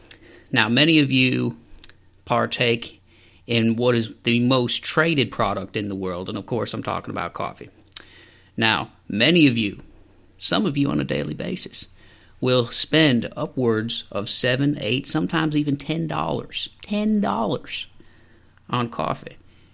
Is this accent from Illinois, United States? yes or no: no; Texas, United States; I know I'm from Texas, a lot of country down there.